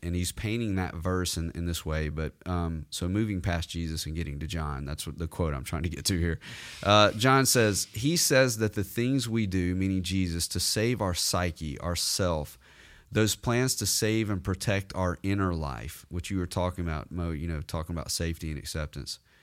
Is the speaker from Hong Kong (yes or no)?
no; the South, United States; I was that way growing up in the South.